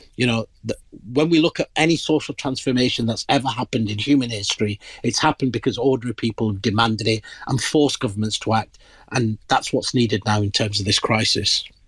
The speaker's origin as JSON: {"language": "English", "country": "Pakistan", "moved": "yes", "said": "I'm originally from the Indian subcontinent. Uh, in my country of origin, Pakistan"}